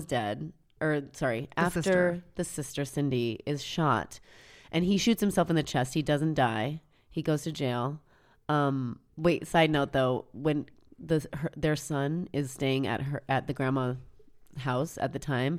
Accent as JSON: {"language": "English", "region": "Pacific Northwest", "country": "United States", "said": "I'm from the Pacific Northwest."}